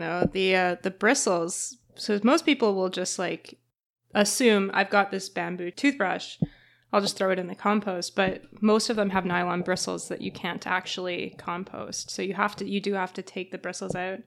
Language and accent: English; Canada; being Canadian's the worst